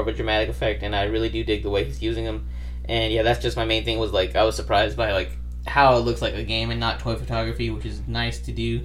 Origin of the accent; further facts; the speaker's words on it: Arizona, United States; we are from Arizona as well.